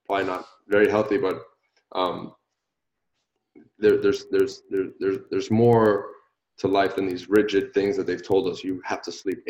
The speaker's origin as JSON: {"language": "English", "country": "Puerto Rico", "moved": "yes", "said": "I'm originally from Puerto Rico"}